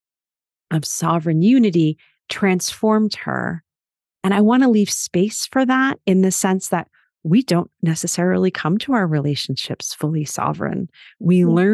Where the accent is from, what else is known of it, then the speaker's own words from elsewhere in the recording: United States; me as an American holding Irish stories from a distance